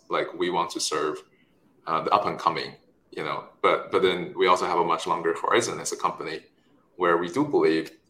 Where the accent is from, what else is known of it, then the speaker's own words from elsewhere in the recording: China; moved away; also born or lived in Stanford; I was born in China, raised there